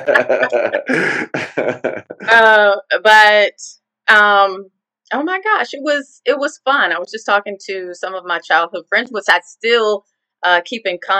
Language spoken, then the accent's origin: English; Arlington, Virginia, United States; I was born and raised in Arlington, Virginia